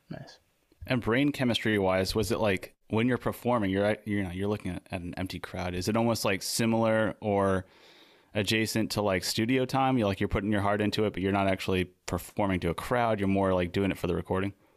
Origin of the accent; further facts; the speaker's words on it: Maine, United States; also born or lived in New England; now in San Diego, United States; we're from Maine